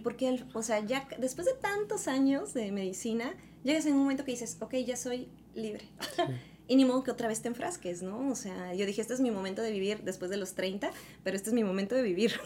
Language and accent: Spanish; Veracruz, Mexico; also born or lived in Orizaba; Yo soy originaria de Veracruz, de un pequeño pueblito que se llama San Veracruz.